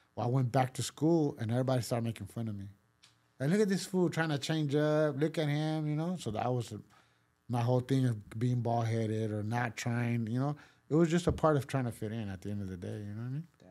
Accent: Pasadena, California, United States; first language Spanish; English is a second language; also born or lived in Mexico / East Los Angeles; I grew up there

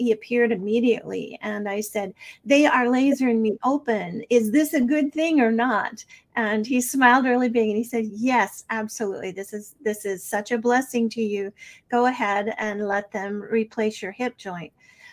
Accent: Snowflake, Arizona, United States; I grew up in Snowflake, Arizona

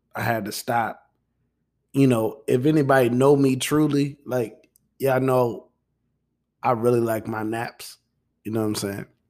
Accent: Midwest, United States; I'm from the Midwest

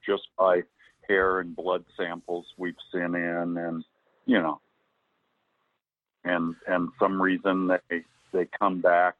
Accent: Mosby Creek, Oregon, United States; as a kid growing up in Al Mosby Creek

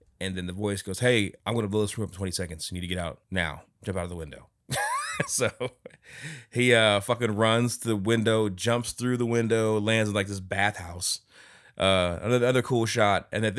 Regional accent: South Korea; So I'm from South Korea, like where they're at and they're like blockbuster movie type budgets, right?

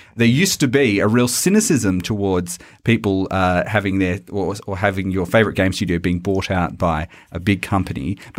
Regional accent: Australia; accent: Australian; the best bloody video game podcast this side of the Nullarbor. God, it's my own accent and I just sound terrible doing it.

